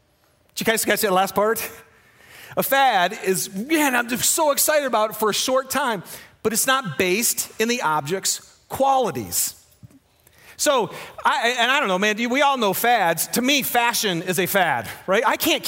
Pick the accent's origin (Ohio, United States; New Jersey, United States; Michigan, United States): Michigan, United States; moved away; Now, I'm from Michigan, and when you fish in Michigan, you fish in lakes. So I hadn't fished in a river, I don't think, until I moved to Utah.